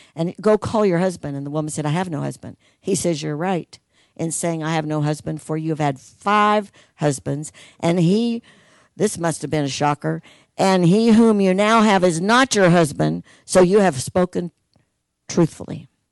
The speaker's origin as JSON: {"language": "English", "town": "Logansport", "region": "Indiana", "country": "United States", "tie": "born or raised there", "said": "in Logansport, where I'm from, the city of Logansport gave them a school building and they just started Heartland in Logansport, my hometown"}